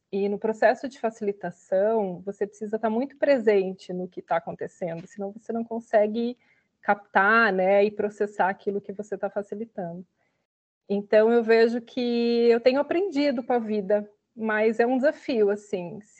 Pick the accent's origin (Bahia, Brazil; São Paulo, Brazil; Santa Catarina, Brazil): Santa Catarina, Brazil; moved away; sou do interior de Santa Catarina e apesar de ter saído de lá bem cedo, né?